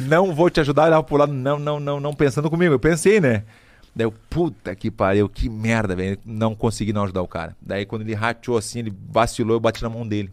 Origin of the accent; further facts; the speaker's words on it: Brazil; sou brasileiro